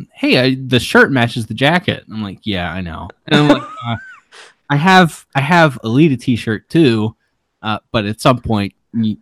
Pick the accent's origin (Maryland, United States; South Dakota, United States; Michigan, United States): Maryland, United States; I'm from Maryland